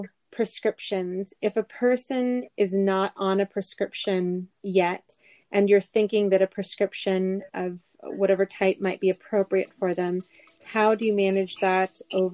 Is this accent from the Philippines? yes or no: yes; Philippines; As a Filipina myself